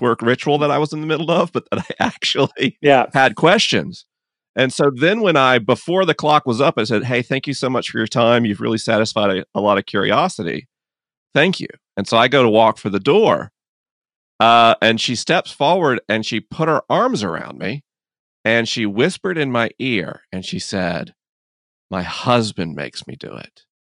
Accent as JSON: {"language": "English", "country": "United States", "said": "as an American"}